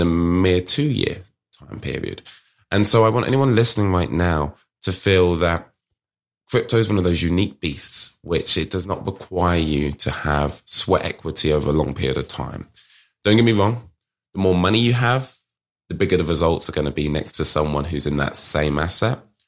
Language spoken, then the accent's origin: English; United Kingdom; accent: British; my British accent, here from the U K